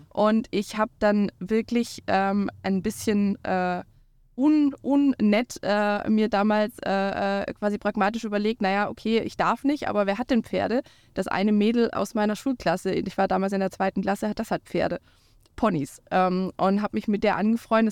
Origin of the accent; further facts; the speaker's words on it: Swabia, Baden-Württemberg, Germany; now in Schleswig-Holstein, Germany; ich bin aus Schwaben